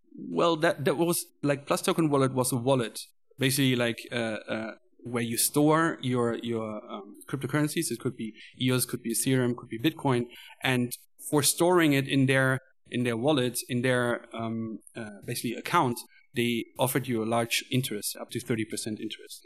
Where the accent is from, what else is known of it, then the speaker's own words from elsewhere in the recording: Cologne, North Rhine-Westphalia, Germany; moved away as an adult; now in Chengdu, China; I am coming from Germany, Cologne.